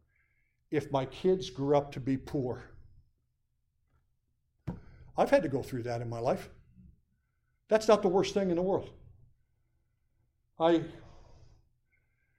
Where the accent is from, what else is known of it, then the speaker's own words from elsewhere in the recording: Montrose, Pennsylvania, United States; moved away as an adult; now in Lackawanna County, United States; my hometown